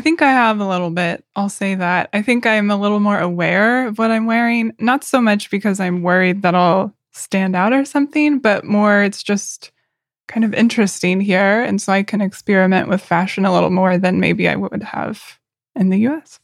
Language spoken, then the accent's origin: English; Oklahoma, United States; moved away as an adult; now in Berlin, Germany; I'm from Oklahoma in the U.S., which is very casual, very country